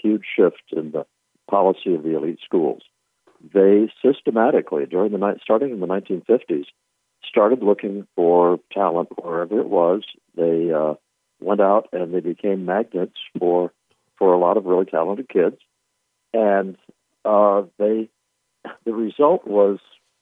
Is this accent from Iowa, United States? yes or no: yes; Newton, Iowa, United States; moved away as an adult; now in Maryland, United States; I lived in Newton, Iowa. From the time I was born until the time I left to go to college at the age of 18.